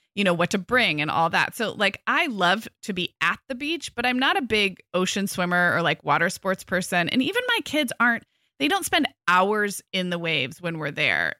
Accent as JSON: {"language": "English", "town": "Santa Barbara", "region": "California", "country": "United States", "tie": "born or raised there", "also_born_or_lived": "Orange County, California", "said": "I recently moved back to my hometown. So I grew up in Santa Barbara."}